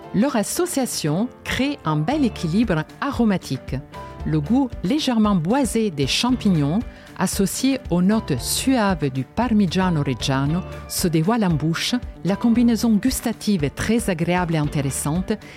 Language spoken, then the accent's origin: French; Genoa, Liguria, Italy; moved away; je suis née à Gênes, en Italie